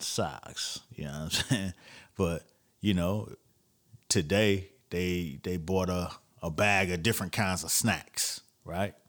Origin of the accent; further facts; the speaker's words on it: Florida, United States; I'm from Florida